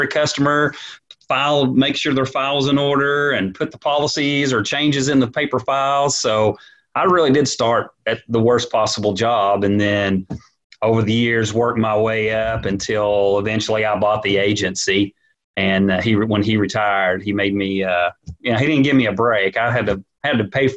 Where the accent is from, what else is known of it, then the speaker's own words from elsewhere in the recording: Springdale, Arkansas, United States; born and raised in Springdale.